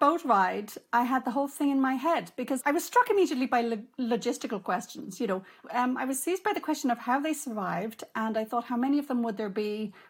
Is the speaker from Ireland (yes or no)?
yes; Ireland; as an Irish writer and a lapsed Catholic, you know, I'm aware that I grew up in a tradition which had many beauties.